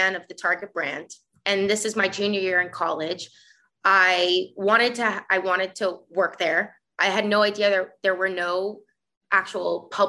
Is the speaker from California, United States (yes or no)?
no; South Florida, United States; moved away as an adult; also born or lived in Minneapolis, Minnesota / New York; I was born and raised in Florida, South Florida